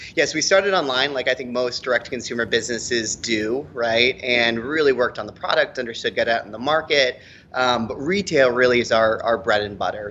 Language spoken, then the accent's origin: English; Boulder, Colorado, United States; I'm from Boulder, Colorado